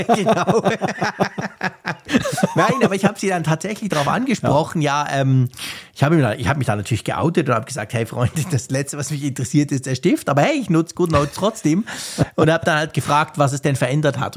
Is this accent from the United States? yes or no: no; Switzerland; als Schweizer